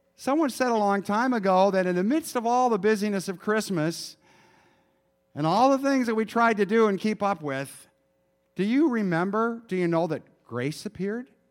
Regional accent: Michigan, United States; moved away; I grew up in Michigan

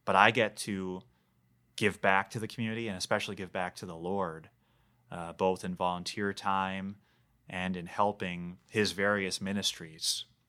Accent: Bloomington, Minnesota, United States; also born or lived in Brainerd, Minnesota; It's six blocks away from Normandale Community College. It's my hometown.

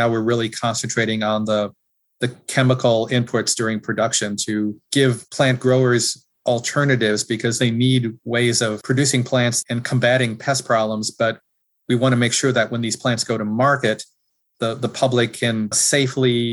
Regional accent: Wisconsin, United States; As a kid growing up in Wisconsin

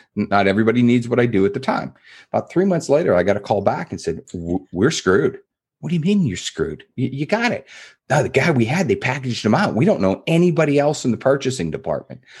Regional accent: East Coast, United States; moved away; I grew up in the East, so I had, I'll call 'em East Coast manners.

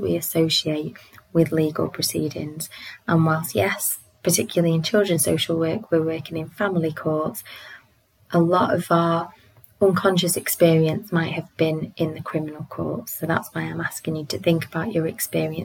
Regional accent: United Kingdom; I identify as British

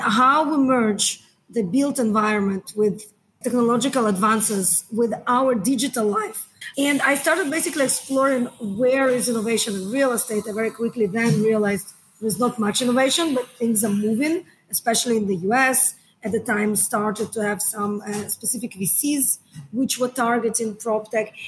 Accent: Israel; moved away as an adult; also born or lived in United States; now in Hong Kong; So I'm from Israel originally. I've been living in Hong Kong now for 13 years.

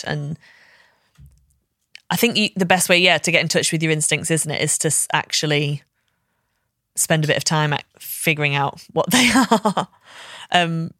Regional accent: Liverpool, North West England, United Kingdom; Like, I can say I'm actually from Liverpool. I don't sound like it, but I am from here.

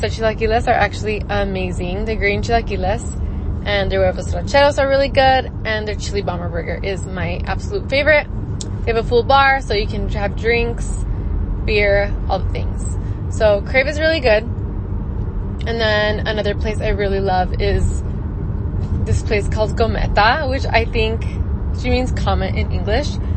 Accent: El Paso, Texas, United States; now in Phoenix, United States; so I am originally from El Paso, Texas. I live now in Phoenix.

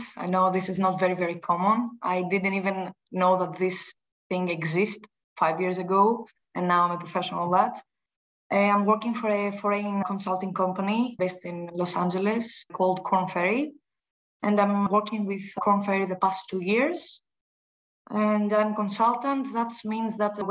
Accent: Greece; I'm from Greece.

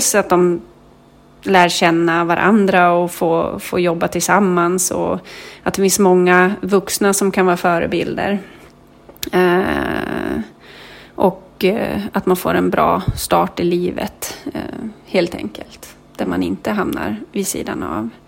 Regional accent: Kalix, Norrbotten County, Sweden; now in Nyköping, Sweden; jag berättar ju gärna att jag kommer från Kalix

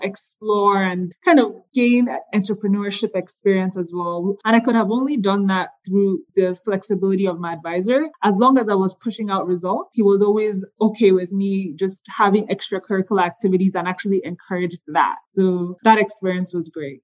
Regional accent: Nigeria; moved away as an adult; also born or lived in Boston; now in Atlanta, United States; I was born and raised in Nigeria, actually, the first of six kids

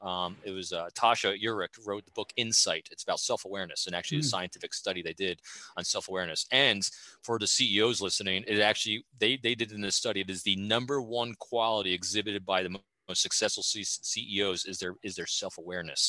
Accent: New York, United States; now in Fredericksburg, United States; New Yorker in me

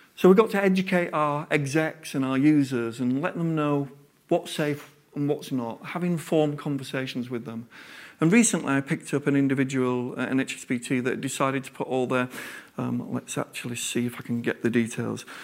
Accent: Yorkshire and the Humber, United Kingdom; I'm a Yorkshireman

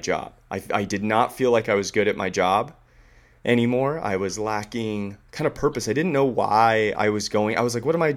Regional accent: San Diego, California, United States; also born or lived in Silicon Valley / New York; kid that grew up in San Diego

